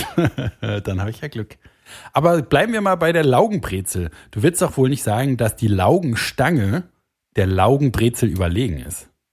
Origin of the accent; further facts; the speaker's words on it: Germany; Ich bin Deutscher. Ich bin stolz, Deutscher zu sein.